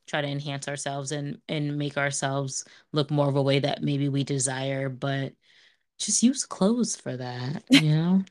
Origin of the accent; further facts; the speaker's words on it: Montville, United States; growing up in Montville, I fucking loved my neighbors